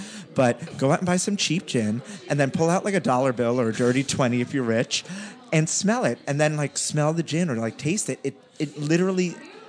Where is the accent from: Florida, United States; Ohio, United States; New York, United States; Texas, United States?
New York, United States; New York City; I grew up in New York City.